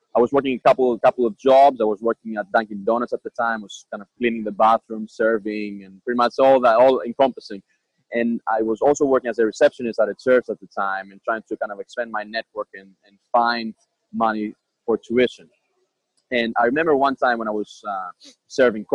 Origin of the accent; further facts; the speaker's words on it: Athens, Attica, Greece; moved away as an adult; also born or lived in Boston, United States; now in United States; So I am from Athens, Greece. I was born and raised there. I lived there until my 18th year birthday.